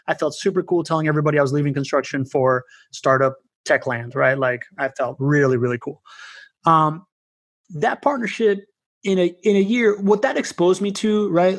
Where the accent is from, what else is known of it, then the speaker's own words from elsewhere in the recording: Venezuela; I come from Venezuela.